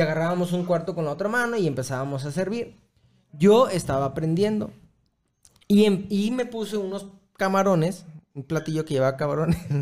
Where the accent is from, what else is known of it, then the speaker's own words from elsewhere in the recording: Mexico; also born or lived in Chelan Falls, United States; como paisas